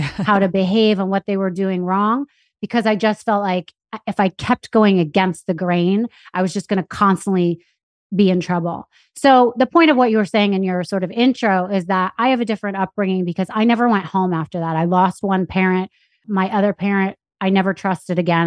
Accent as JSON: {"language": "English", "town": "New York City", "region": "New York", "country": "United States", "tie": "born or raised there", "also_born_or_lived": "Anchorage, Alaska"}